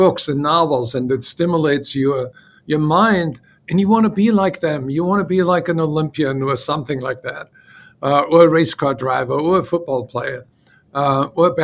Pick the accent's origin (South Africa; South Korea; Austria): Austria; Salzburg; English is a second language; moved away as an adult; also born or lived in Paris, France; now in United States; When I moved away from Austria